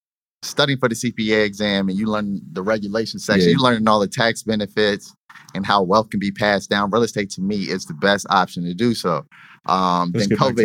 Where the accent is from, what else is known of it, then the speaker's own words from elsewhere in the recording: Richmond, United States; I'm from Richmond